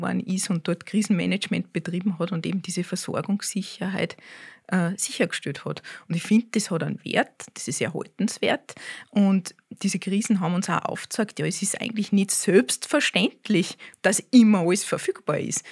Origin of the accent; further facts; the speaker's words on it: Austria; bei uns in Österreich